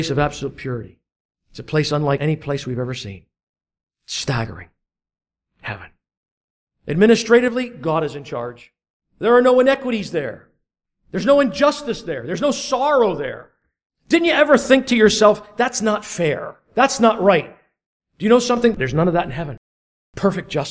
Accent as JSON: {"language": "English", "country": "United States", "tie": "born or raised there", "moved": "yes", "lives_now": "Canada", "said": "I'm a dual citizen. I was born in the United States and I applied for my Canadian citizenship."}